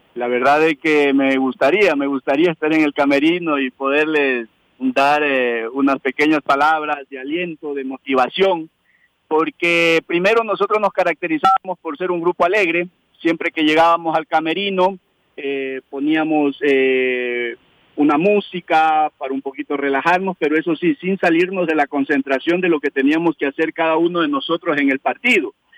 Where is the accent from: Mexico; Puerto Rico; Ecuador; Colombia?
Ecuador; entrenador ecuatoriano